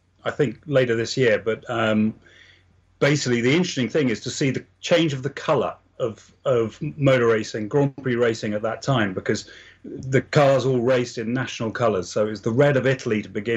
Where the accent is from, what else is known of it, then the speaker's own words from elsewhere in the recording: England, United Kingdom; I come from England